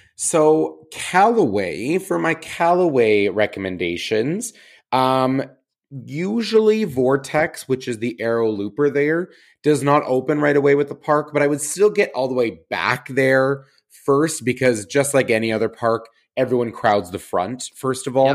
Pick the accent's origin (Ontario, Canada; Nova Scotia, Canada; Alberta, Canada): Alberta, Canada; Calgary; now in Toronto, Canada; my hometown